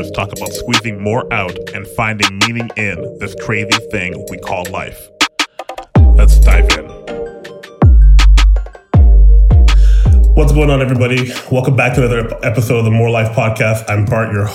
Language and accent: English; Brampton, Ontario, Canada; I'm from Brampton too